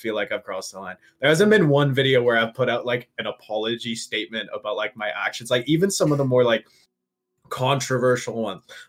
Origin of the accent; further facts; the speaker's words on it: Toronto, Ontario, Canada; moved away as an adult; now in London, United Kingdom; So I'm normally from Toronto. I'm in London right now for uni